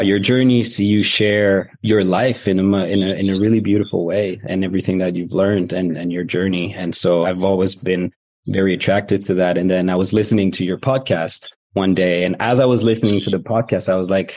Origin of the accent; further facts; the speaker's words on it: Moscow, Russia; now in Canada; I was born in Moscow